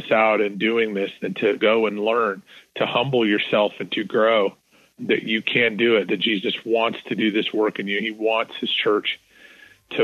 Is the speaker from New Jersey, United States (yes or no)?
no; Northern Idaho, United States; moved away as an adult; now in Texas, United States; I was born in Northern Idaho, and some of my old, you know, favorite places and where I used to fish and grow up camping